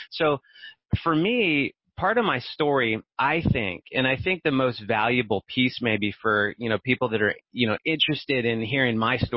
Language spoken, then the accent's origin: English; Barstow, California, United States; also born or lived in Orange County, California; I'm from Barstow. It's this tiny little town out in the middle of the desert in California and I grew up there. It's totally isolated, right?